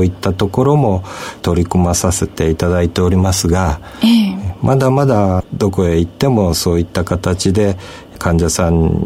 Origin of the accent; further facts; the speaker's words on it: Kochi, Japan; also born or lived in Tokyo / Tokushima; 私はあの、高知の生まれでございますが、東京薬科大学を出まして、その後、徳島大学の